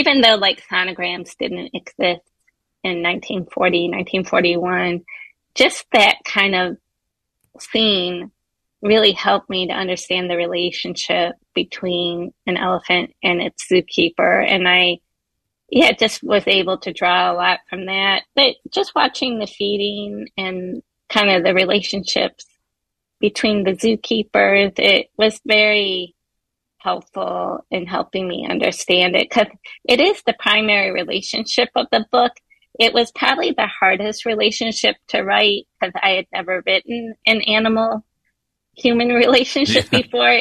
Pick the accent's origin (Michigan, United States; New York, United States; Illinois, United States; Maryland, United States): Michigan, United States; Detroit; moved away; I'm originally from Detroit